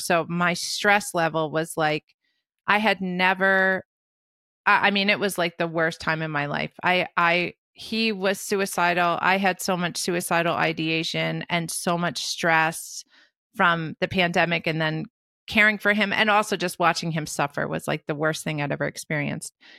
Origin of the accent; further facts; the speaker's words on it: New Jersey, United States; also born or lived in Brooklyn, New York; I was born in Brooklyn and raised in New Jersey